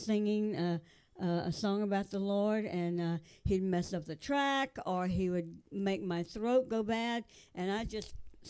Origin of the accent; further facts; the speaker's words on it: Alabama, United States; I was raised down in Alabama.